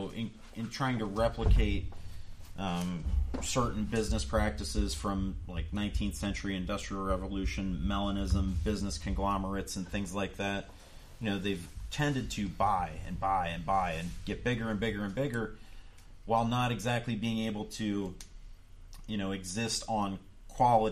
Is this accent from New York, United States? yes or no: no; Youngstown, Ohio, United States; moved away; I come from the Youngstown area